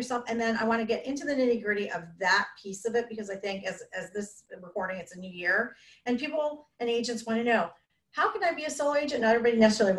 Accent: Canada; now in Boca Raton, United States; I'm Canadian

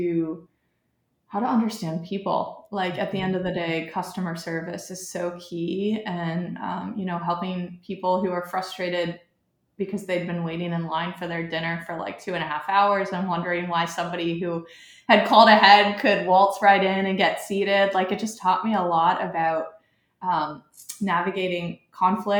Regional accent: Edgewood, Kentucky, United States; also born or lived in Cincinnati, Ohio / Charlotte / Boston; I grew up in Edgewood, Kentucky

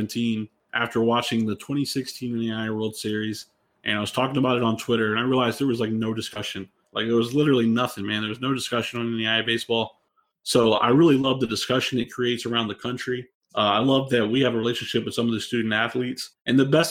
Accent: Georgia, United States; I'm a guy from Georgia

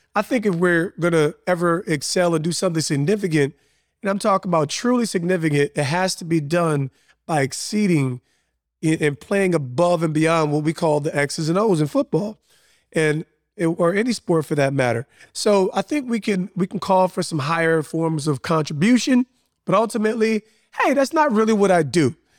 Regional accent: Montclair, New Jersey, United States; I grew up in a super diverse town in Montclair, New Jersey.

